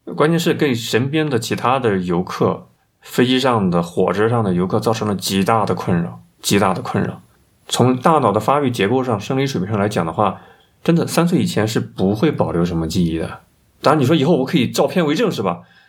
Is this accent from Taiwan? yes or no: no; China; 这是我们中国人的潜意识、集体意识